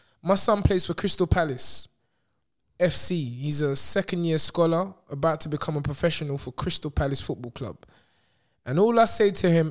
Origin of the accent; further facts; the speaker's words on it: Nigeria; I have a Nigerian parent. I'm Nigerian